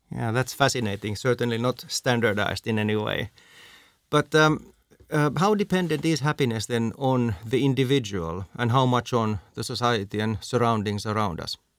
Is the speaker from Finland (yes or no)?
yes; Finland; I'm from Finland